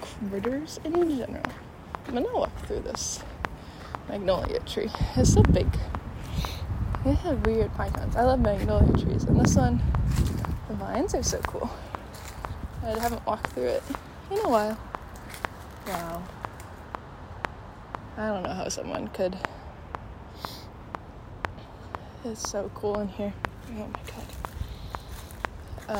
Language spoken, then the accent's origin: English; Chicago, Illinois, United States; in Chicago, there's... selective enrollment schools, and I went to Northside College Prep